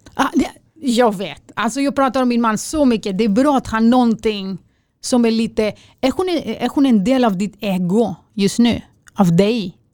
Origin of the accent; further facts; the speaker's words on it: Greece; now in Sweden; jag är okej för en grek